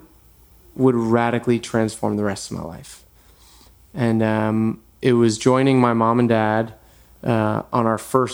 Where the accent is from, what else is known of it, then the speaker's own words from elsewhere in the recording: New York, United States; moved away as an adult; also born or lived in Manhattan; now in Los Angeles, United States; I was born in New York, born and raised